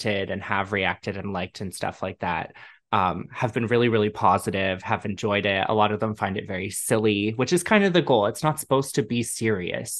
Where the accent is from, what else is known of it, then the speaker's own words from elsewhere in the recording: Toronto, Ontario, Canada; I'm from Canada. I'm from Toronto.